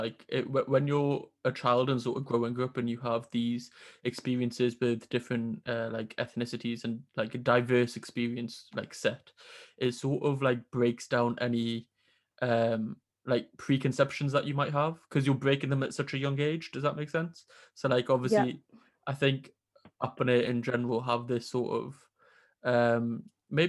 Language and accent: English; Newcastle upon Tyne, North East England, United Kingdom; I'm from Newcastle, it's very similar, like the up north community